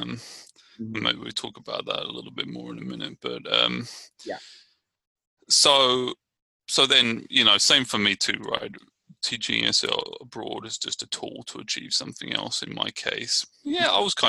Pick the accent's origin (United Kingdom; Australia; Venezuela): United Kingdom; Brighton, South East England; now in Richmond, United States; I'm from Brighton, England, and I'm living in Richmond, California.